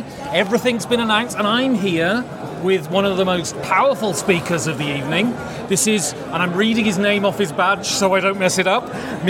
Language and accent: English; United Kingdom; now in Berlin, Germany; So, I grew up in Britain. I live in Berlin.